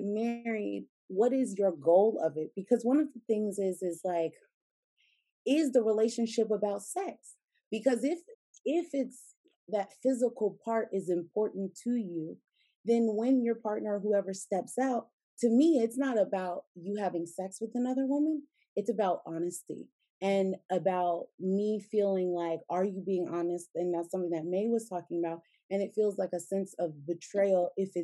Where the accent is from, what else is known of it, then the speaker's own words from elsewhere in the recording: United States; I'm American